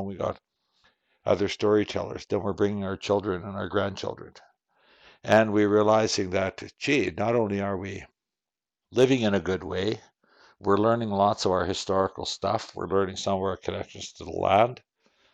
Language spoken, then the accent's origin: English; Qu'Appelle Valley, Saskatchewan, Canada; I'm from Saskatchewan. I'm in the southern area of Saskatchewan, in an area known as the Qu'Appelle Valley.